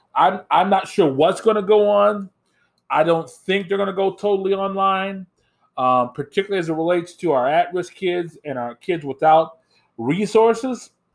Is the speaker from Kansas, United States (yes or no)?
no; Indiana, United States; now in Minnesota, United States; Where I grew up in Indiana